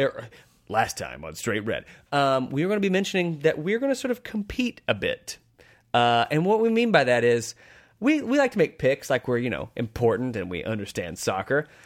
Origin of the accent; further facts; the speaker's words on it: United States; as an American